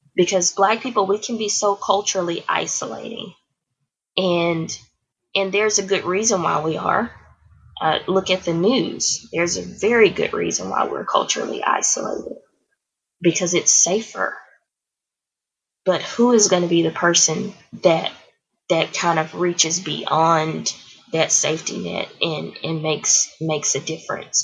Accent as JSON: {"language": "English", "town": "Houston", "region": "Texas", "country": "United States", "tie": "born or raised there", "also_born_or_lived": "The Woodlands, Texas", "said": "I grew up in in Houston, Texas."}